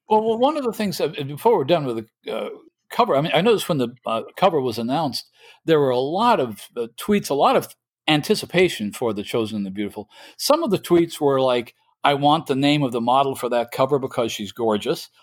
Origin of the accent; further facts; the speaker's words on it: Midwest, United States; speaking as a Midwesterner